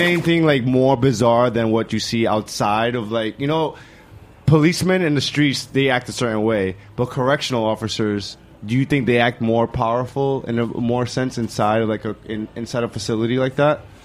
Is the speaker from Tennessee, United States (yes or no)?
no; New York City, New York, United States; also born or lived in Bushwick, New York City; I grew up in the Lower East Side